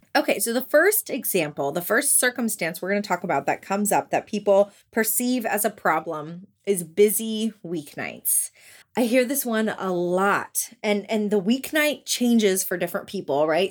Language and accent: English; Orlando, Florida, United States; now in Memphis, United States; I'm from Orlando, Florida